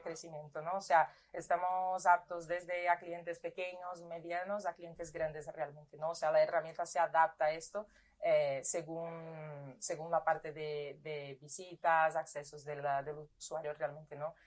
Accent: Brazil; Spanish is a second language; moved away as an adult; now in Spain; yo soy brasileña

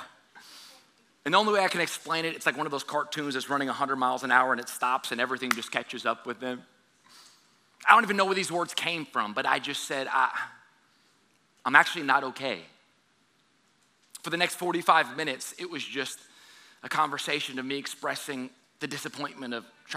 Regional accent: South Louisiana, United States; moved away as an adult; also born or lived in Southern California; I'm born and raised in South Louisiana

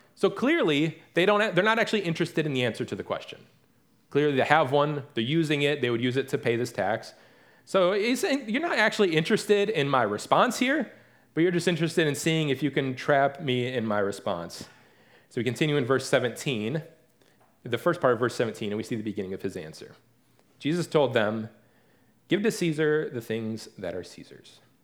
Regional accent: Detroit area, Michigan, United States; now in Raleigh, United States; growing up in the Detroit area is not the same, or the, the Detroit area, so to speak, is not the same as actually growing up in the city itself

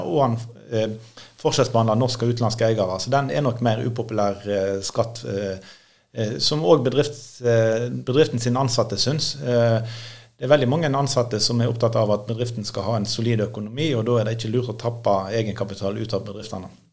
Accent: Norway; jeg er bekymra som nordmann

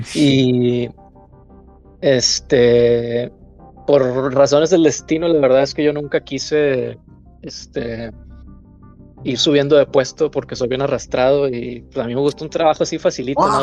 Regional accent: Mexico; moved away as an adult; now in Hamburg, Germany; hemos tenido como mexicanos en el extranjero

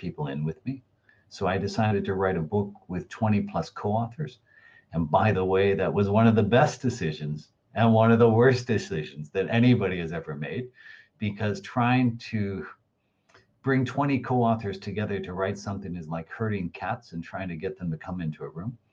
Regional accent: United States; I'm an American

